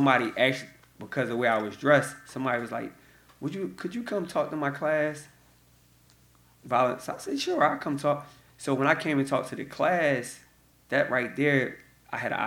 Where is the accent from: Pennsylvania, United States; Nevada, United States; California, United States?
Pennsylvania, United States; Philadelphia; I'm from North Philadelphia, born and raised